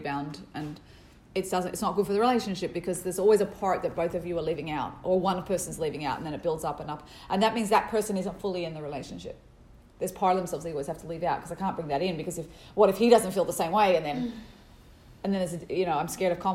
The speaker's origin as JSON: {"language": "English", "town": "Sydney", "region": "New South Wales", "country": "Australia", "tie": "born or raised there", "moved": "yes", "said": "I grew up in Sydney, Australia, jumping around with the kangaroos"}